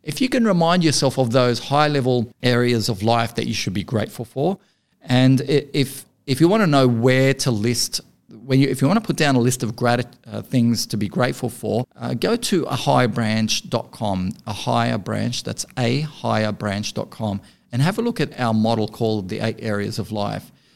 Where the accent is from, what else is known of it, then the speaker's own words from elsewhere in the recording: Beirut, Beirut Governorate, Lebanon; moved away; was born and raised in Beirut